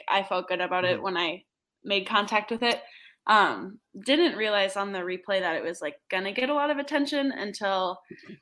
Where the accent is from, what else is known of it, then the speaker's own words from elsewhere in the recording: Minnesota, United States; wanted to play for my home state.